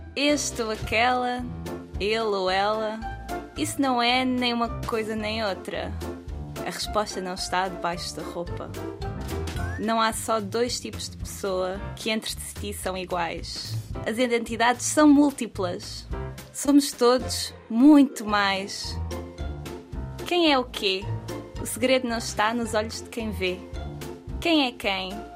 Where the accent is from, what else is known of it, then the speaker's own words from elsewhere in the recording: Penafiel, Norte, Portugal; moved away as an adult; now in Brussels, Belgium; Sou originalmente de Penafiel, mas agora estou em Bruxelas